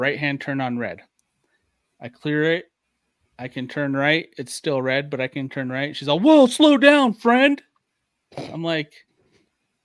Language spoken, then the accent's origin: English; Ohio, United States; moved away; when I lived in Ohio, we had a pretty big backyard and a shed